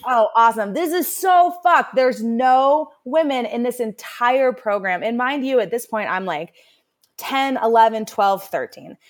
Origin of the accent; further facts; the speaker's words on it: Carbondale, Colorado, United States; growing up in Carbondale